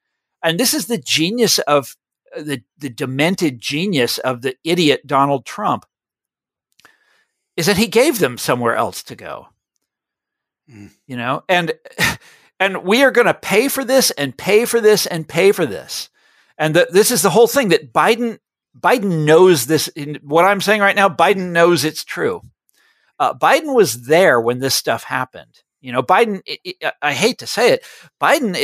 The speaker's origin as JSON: {"language": "English", "area": "Johnson County", "region": "Kansas", "country": "United States", "tie": "born or raised there", "said": "I grew up in Johnson County, Kansas, which is the affluent white collar suburbs of Kansas City, Missouri."}